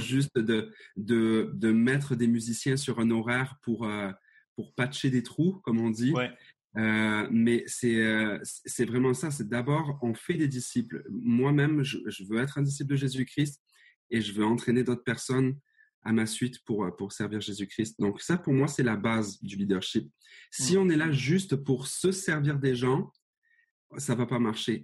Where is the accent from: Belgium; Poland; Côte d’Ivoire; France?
France; Marseille, Provence-Alpes-Côte d'Azur; moved away as an adult; now in Montreal, Canada; j'ai été élevé à Marseille